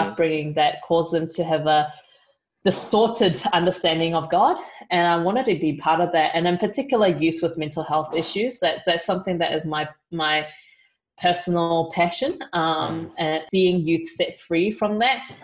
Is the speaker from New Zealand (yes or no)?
yes; New Zealand; moved away; I'm from New Zealand